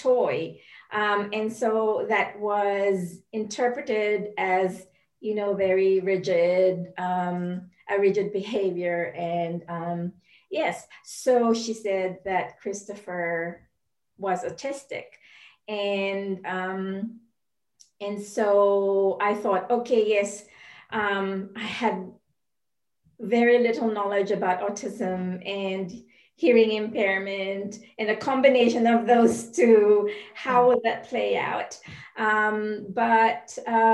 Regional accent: Philippines; moved away as an adult; also born or lived in Indonesia / United States; I am originally from the Philippines, and my husband is Singaporean, but we moved to Indonesia because of work

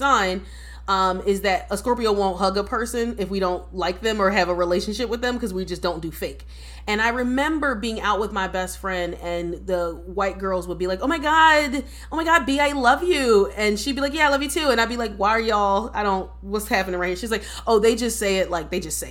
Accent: United States; I'm an American born black person

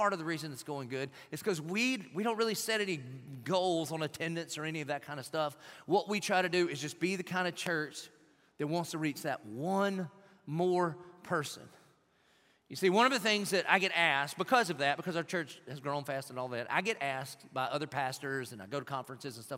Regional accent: Dillon, South Carolina, United States; now in Jacksonville, United States; I was from Dillon

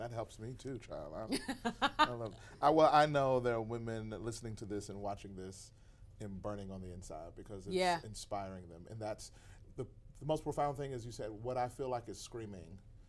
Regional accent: United States; Americans are so simple, though.

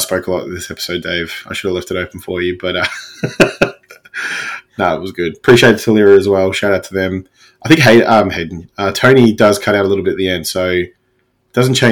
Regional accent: Werribee, Victoria, Australia; growing up in Werribee

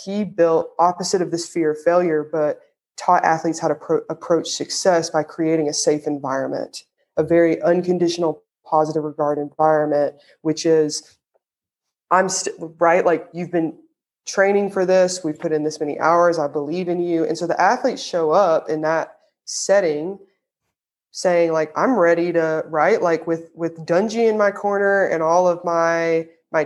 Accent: the South, United States; accent: Southern; my Southern accent just came out

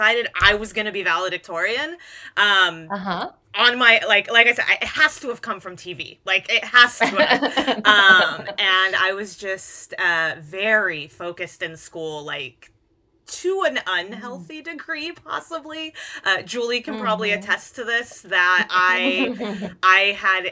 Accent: Hayward, California, United States; also born or lived in San Lorenzo, California; I grew up in Hayward originally, and then we moved to technically we never even moved to San Lorenzo. We were in unincorporated Hayward in the San Lorenzo School District.

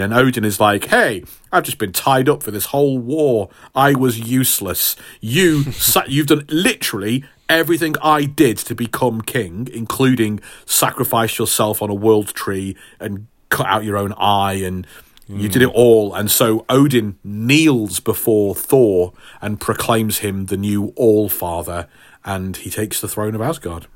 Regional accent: Stafford, West Midlands, United Kingdom; hometown hero for my hometown of Stafford

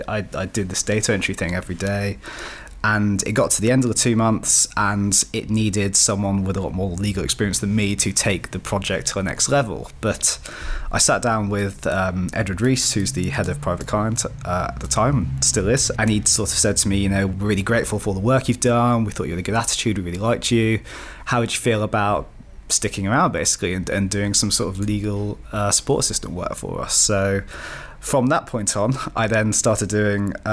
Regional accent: Shropshire, West Midlands, United Kingdom; also born or lived in Cardiff; I'm from the Shropshire area initially.

